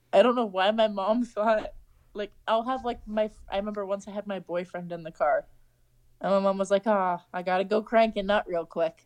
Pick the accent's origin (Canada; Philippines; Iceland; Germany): Canada; as a Canadian, you feel like you're at home